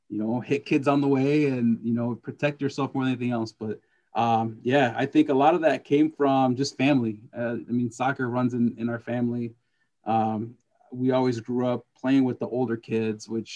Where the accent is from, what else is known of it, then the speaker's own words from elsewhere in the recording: California, United States; I grew up in California, was where I started playing